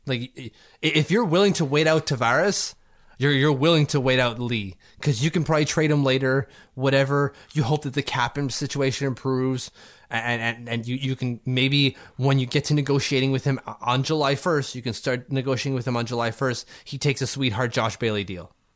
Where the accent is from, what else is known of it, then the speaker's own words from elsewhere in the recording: Canada; As a Canadian